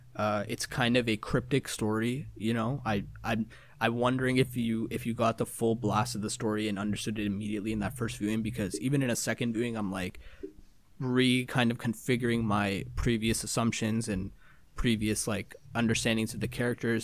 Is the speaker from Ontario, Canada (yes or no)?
yes; Toronto, Ontario, Canada; my hometown of Toronto